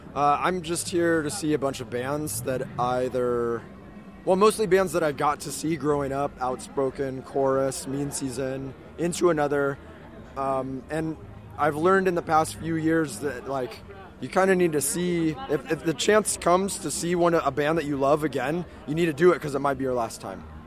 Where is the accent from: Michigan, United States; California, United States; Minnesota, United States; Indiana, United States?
California, United States; Orange County; I live in Orange County. Grew up in Orange County